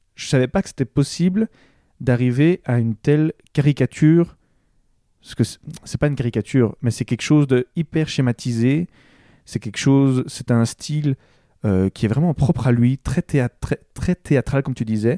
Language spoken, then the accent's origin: French; Belgium; nous sommes belges